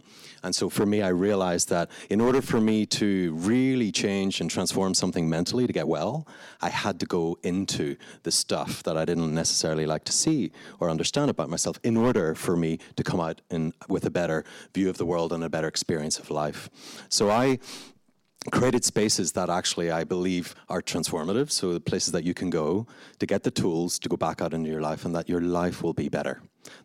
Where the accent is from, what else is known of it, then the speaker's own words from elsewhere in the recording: Belfast, Northern Ireland, United Kingdom; as you can probably hear from my accent, I grew up in Belfast.